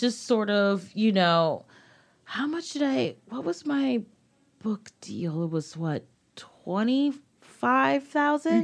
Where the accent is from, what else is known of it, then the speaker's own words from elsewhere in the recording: United States; my experience as a young black woman growing up in America